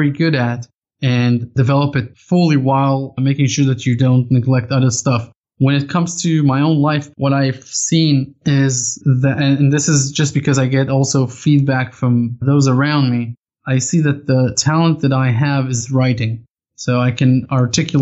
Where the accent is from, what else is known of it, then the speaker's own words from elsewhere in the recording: Israel; I grew up in Israel